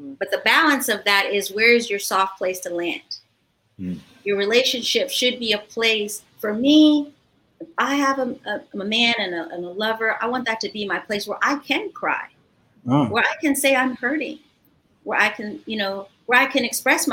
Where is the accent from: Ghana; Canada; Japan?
Ghana; moved away; I grew up in Ghana as a child, and that's my cultural home